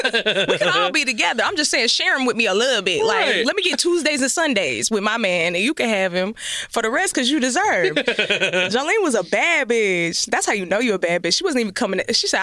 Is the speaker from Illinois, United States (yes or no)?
no; Texas, United States; I'm from Texas, and I'm like